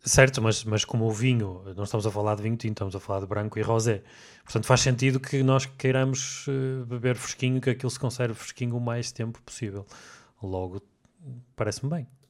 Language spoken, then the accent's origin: Portuguese; the North, Norte, Portugal; como nós somos aqui do Norte